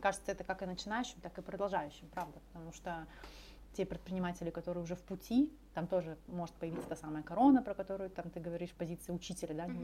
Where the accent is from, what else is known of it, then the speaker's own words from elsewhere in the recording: Far East, Russia; мы все с Дальнего Востока